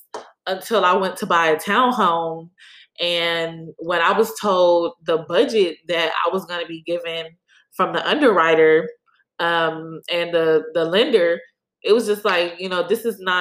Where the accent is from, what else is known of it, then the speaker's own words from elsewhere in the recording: Cleveland, Ohio, United States; now in Houston, United States; growing up in Cleveland